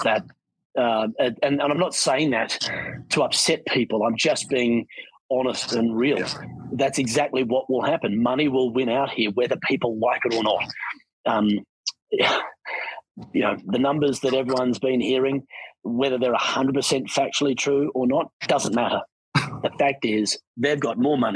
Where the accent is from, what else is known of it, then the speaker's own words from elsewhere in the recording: Australia; moved away as an adult; also born or lived in Sydney, Australia; now in Canadian Rockies, Canada; growing up in Australia